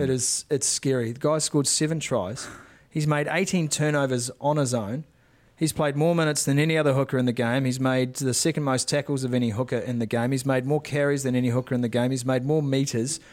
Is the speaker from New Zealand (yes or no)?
yes; Northland, New Zealand; I was from Northland